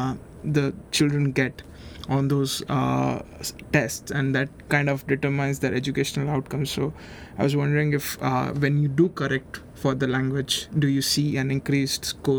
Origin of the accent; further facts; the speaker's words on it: India; I come from India